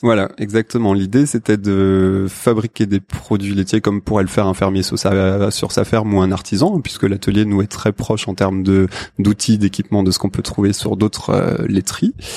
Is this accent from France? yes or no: yes; Alsace, Grand Est, France; moved away; Alsace j'ai grandi en Alsace